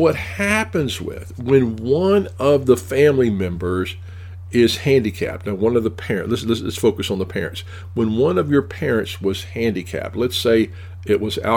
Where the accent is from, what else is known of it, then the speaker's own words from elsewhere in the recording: Tennessee, United States; I'm from Tennessee